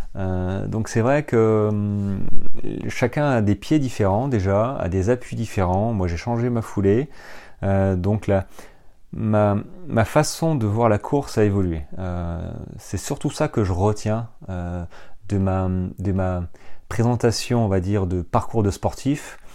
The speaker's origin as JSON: {"language": "French", "area": "French Ardennes", "region": "Grand Est", "country": "France", "tie": "born or raised there", "moved": "as an adult", "said": "moi j'ai grandi dans les Ardennes, euh, les Ardennes françaises, hein, à la frontière belge jusqu'à l'âge de jusqu'à l'âge de 18-19 ans"}